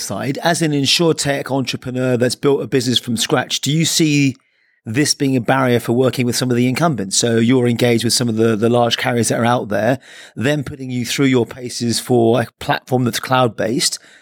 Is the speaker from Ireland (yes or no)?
yes; Ireland; I'm the Irishman